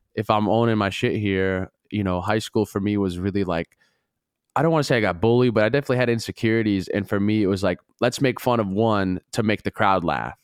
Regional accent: Duluth, Minnesota, United States; I'm from Minnesota

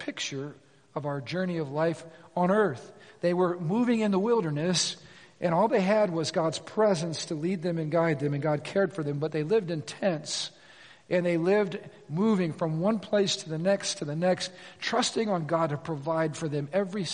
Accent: United States

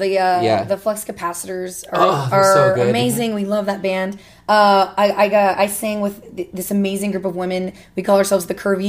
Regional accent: Louisiana, United States; I'm from Louisiana. Technically, Bone Cage and I could be related at this rate.

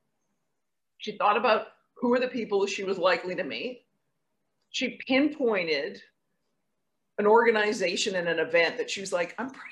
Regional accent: West Coast of Canada, Canada; now in New York, United States; I grew up on the West Coast of Canada.

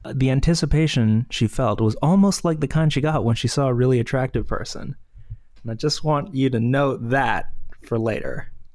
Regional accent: Canada; As a Canadian, obviously, I go to Tim Hortons a lot

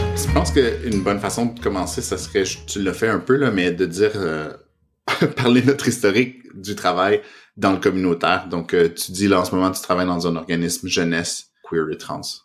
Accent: Canada; first language French; moved away as an adult; also born or lived in Montreal, Canada; now in Toronto, Canada; on est au Canada, je suis francophone

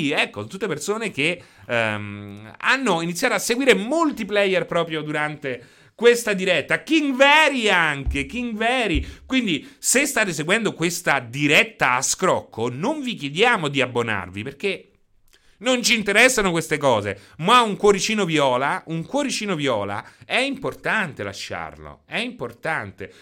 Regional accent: Chieti, Abruzzo, Italy; sono di Chieti

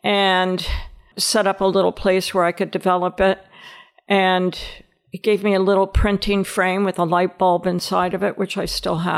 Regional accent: Nashville, Tennessee, United States; also born or lived in Long Island / Delaware; I was born on Long Island. We didn't stay there very long, only a couple of years. And then my father worked for DuPont. So we moved to Delaware. And we lived in Delaware for about 8 or 9 years. Then we moved to Nashville.

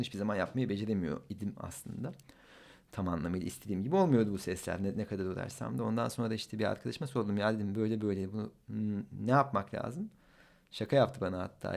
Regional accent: Ankara, Turkey; Ankaralıyım ben

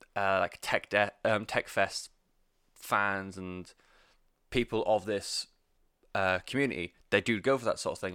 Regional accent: United Kingdom; I'm British

